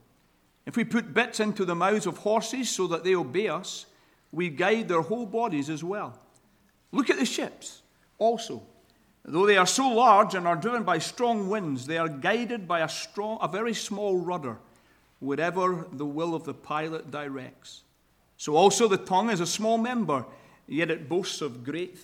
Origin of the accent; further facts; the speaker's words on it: Scotland, United Kingdom; accent: Scottish; now in Sacramento, United States; my Scottish accent